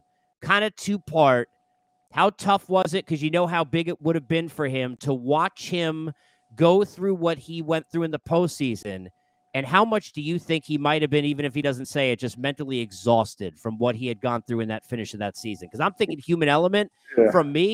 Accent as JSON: {"language": "English", "region": "New York", "country": "United States", "said": "You know I'm a New Yorker through and through, right?"}